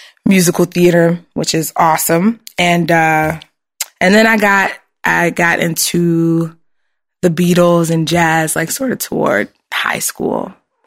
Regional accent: Richmond, Virginia, United States; moved away; I grew up in Richmond, which is like central Virginia.

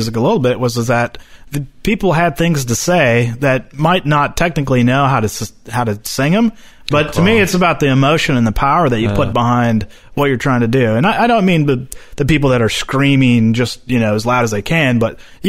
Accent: Seattle, Washington, United States; In Seattle.

